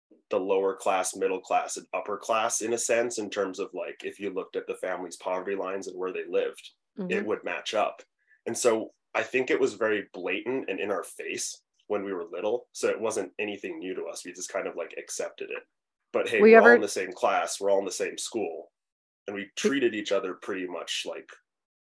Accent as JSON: {"language": "English", "country": "Hong Kong", "tie": "born or raised there", "moved": "yes", "said": "I grew up in Hong Kong. I was born and raised there. My family still lives there."}